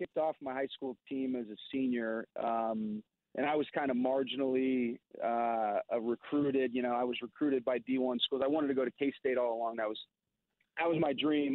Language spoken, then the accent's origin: English; Kansas City, Missouri, United States; Kansas City is my hometown